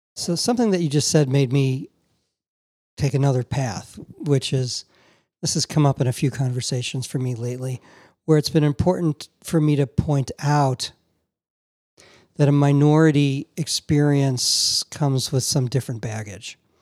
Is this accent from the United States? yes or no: yes; Chicago, Illinois, United States; I'm from Chicago